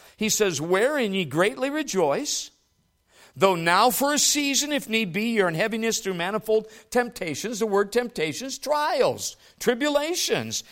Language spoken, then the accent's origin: English; United States; who we are as American believers